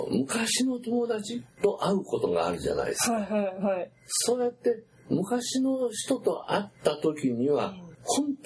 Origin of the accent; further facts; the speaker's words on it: Takayama, Gifu, Japan; 例えば私、岐阜県の高山で育ちましたでしょ、